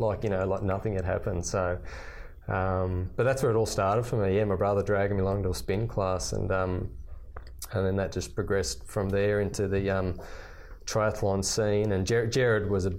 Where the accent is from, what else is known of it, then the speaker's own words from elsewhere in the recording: Toowoomba, Queensland, Australia; back in the day when we grew up in Toowoomba. So growing up as a kid, you played, you know, rugby league in winter.